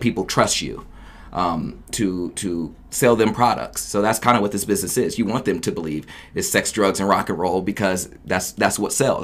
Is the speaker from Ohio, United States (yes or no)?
yes; Oberlin, Ohio, United States; moved away as an adult; also born or lived in Akron, Ohio; I'm born and raised in Oberlin, Ohio